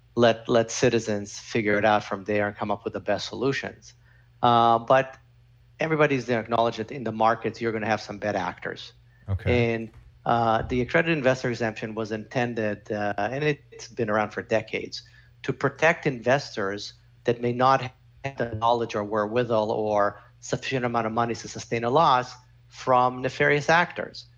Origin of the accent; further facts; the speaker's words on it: Canada; I'm Canadian